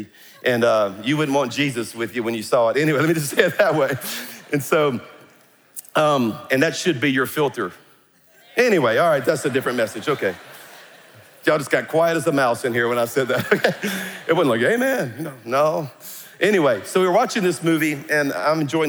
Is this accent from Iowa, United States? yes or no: no; South Louisiana, United States; I'm a Cajun from South Louisiana